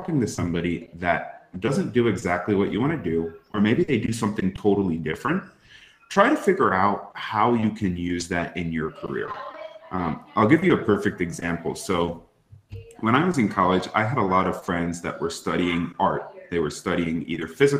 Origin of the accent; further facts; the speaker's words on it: East Coast of the United States, United States; I grew up on the East Coast of the United States